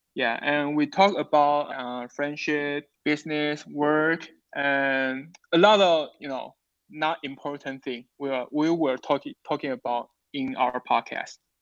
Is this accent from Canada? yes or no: no; Taiwan; English is a second language; I come from Taiwan.